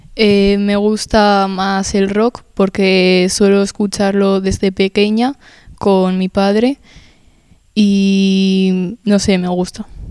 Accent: Spain; pues yo nací en España y mi padre en, en Berlín

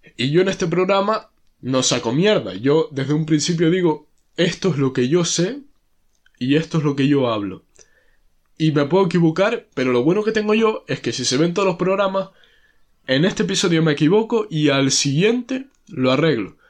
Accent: Canary Islands, Spain

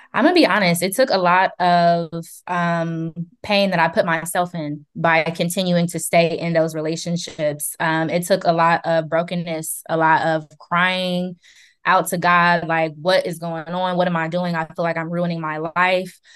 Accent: Columbus, Ohio, United States; I am from Columbus, born and raised

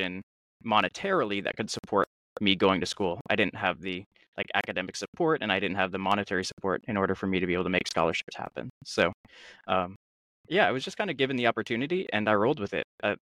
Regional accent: Charlottesville, Virginia, United States; I grew up in Charlottesville

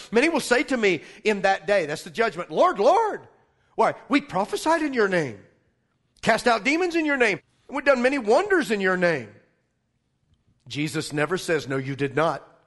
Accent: Arkansas, United States; I'm from Arkansas

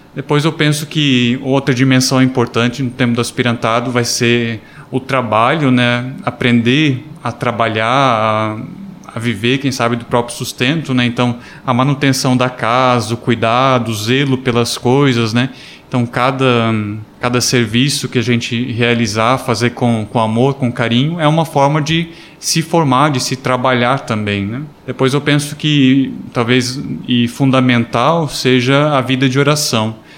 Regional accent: Imbuia, Santa Catarina, Brazil; moved away; Eu sou natural de Santa Catarina, de Imbuia

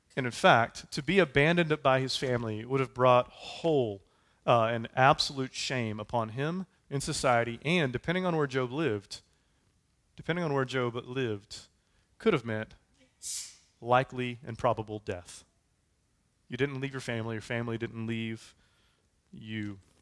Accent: United States; We said, "We're American."

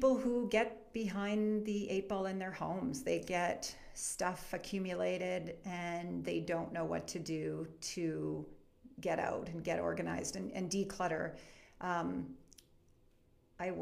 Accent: Edmonton, Alberta, Canada; moved away as an adult; also born or lived in Victoria; now in Calgary, Canada; I'm actually from Edmonton. I'm from Edmonton.

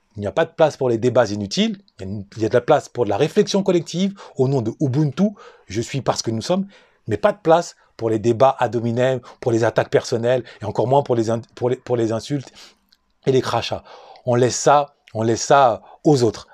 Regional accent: France; Je suis né et j'ai grandi en France ou plus exactement dans la souffrance, dans la banlieue

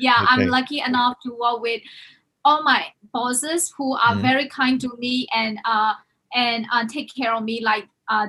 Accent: Myanmar; moved away as an adult; also born or lived in Hong Kong; I'm originally from Myanmar

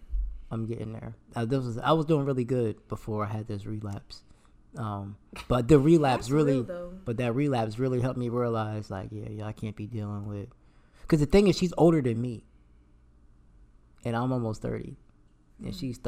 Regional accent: New Jersey, United States; He from Brooklyn, I'm from Jersey, and I'm just like.

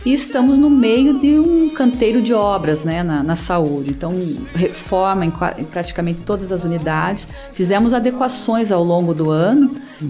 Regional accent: União da Vitória, Paraná, Brazil; eu nasci em União da Vitória, né, no sul do estado do Paraná

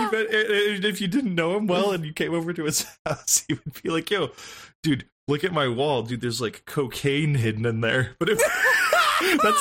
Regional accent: United States; we're American

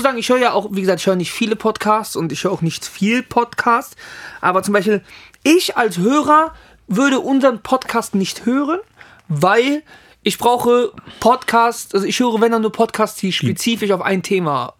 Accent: Italy; Für mich persönlich natürlich als Italiener

